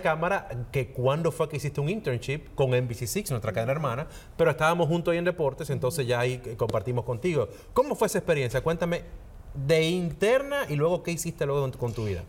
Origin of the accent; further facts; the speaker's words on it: Dominican Republic; now in Miami, United States; en mi país, República Dominicana